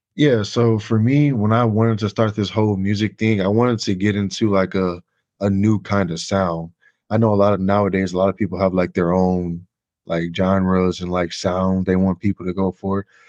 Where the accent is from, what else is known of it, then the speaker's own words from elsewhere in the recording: Chicago, Illinois, United States; now in Indiana, United States; I'm originally from Chicago. I grew up in the area